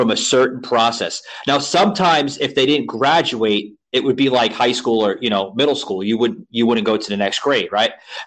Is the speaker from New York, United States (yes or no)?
yes; New York City, New York, United States; also born or lived in Central Florida; now in Florida, United States; I grew up on the Lower East Side of Manhattan. I reside now in Florida, Central Florida